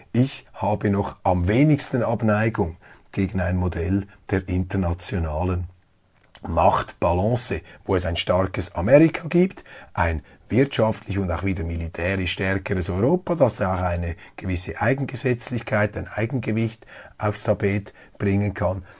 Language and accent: German; Switzerland; Als Schweizer